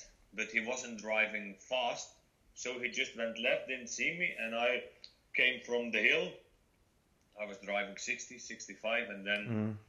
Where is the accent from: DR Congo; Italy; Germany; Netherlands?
Netherlands; southwest Netherlands; I'm originally from the Netherlands. I lived in the south, in the southwest of the Netherlands, close to the Belgian border.